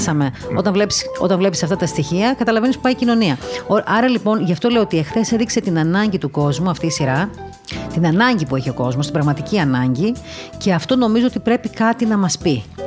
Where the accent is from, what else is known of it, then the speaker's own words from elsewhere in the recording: Crete, Greece; now in Athens, Greece; εκεί που μεγάλωσα εγώ στην Κρήτη